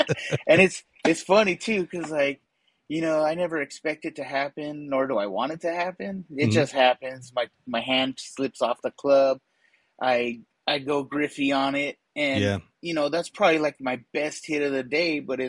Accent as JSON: {"language": "English", "town": "Azusa", "region": "California", "country": "United States", "tie": "born or raised there", "said": "some friends that I grew up with in Azusa."}